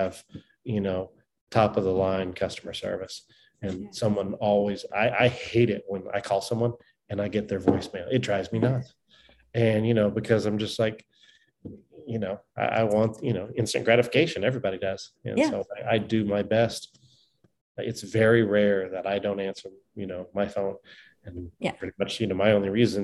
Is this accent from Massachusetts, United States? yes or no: no; Laguna Beach, Newport Beach, Orange County, Southern California, United States; Grew up in Southern California in Laguna Beach, Newport Beach, in Orange County out there